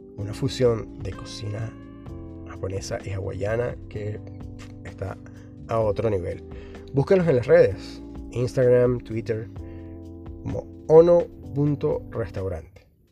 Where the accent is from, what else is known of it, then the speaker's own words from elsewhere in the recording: Venezuela; now in Southern Cone; Yo que soy venezolano, que venimos del Caribe